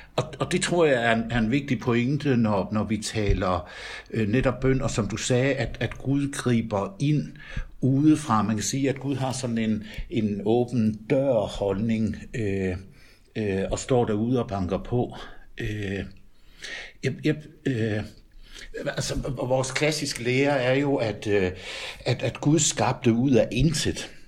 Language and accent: Danish; Denmark; moved away as an adult; also born or lived in Tølløse; now in Nørresundby, Denmark; Jeg er jyde